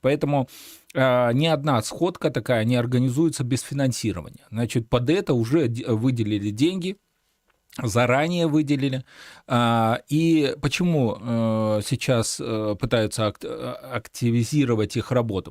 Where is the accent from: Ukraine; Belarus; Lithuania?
Belarus; мы, белорусы